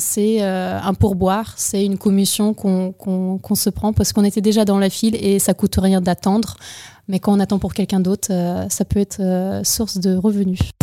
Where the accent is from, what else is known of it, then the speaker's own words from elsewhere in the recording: Ukraine; also born or lived in United States; now in Bordeaux, France; Je suis née en Ukraine, j'ai étudié aux États-Unis, j'ai vécu un peu là-bas et revenue en France à Bordeaux